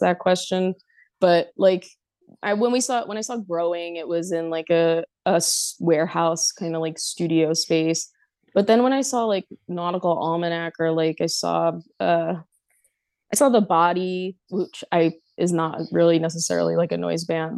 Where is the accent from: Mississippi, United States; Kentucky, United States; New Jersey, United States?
New Jersey, United States; Elizabeth; growing up in Elizabeth, New Jersey